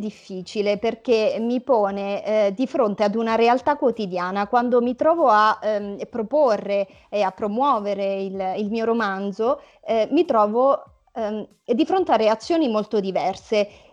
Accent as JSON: {"language": "Italian", "town": "Lauria", "region": "Basilicata", "country": "Italy", "tie": "born or raised there", "also_born_or_lived": "Milan", "moved": "as an adult", "said": "avevo lasciato Lauria, il mio paese d'origine, ero a Milano"}